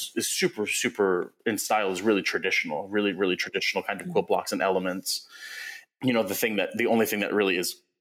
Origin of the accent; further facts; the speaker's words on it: West Babylon, New York, United States; moved away as an adult; also born or lived in Seattle, Washington; I grew up in West Babylon